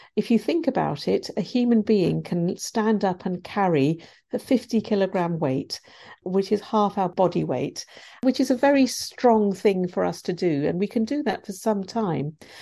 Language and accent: English; India; now in United Kingdom; I'm from India originally and my grandparents were poor farmers